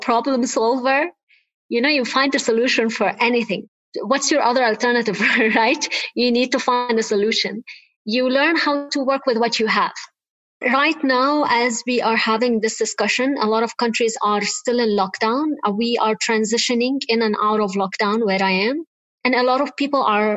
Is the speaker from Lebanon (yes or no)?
yes; Lebanon; I am originally Lebanese. I grew up in Lebanon, as you said, during the Lebanese war.